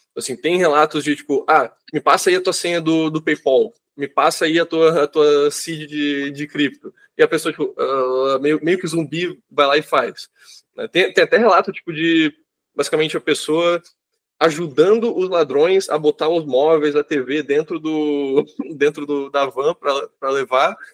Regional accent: Brazil; moved away as an adult; now in Colombia; Como brasileiro

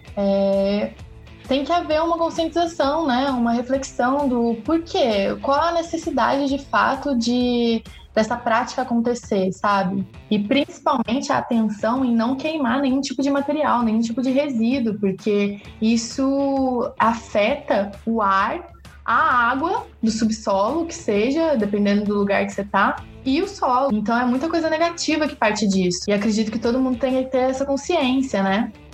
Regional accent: Cruzeiro, São Paulo, Brazil; nasci né, em Cruzeiro, que é ali no pezinho da Serra da Mantiqueira, então eu sou uma das filhas da Mantiqueira

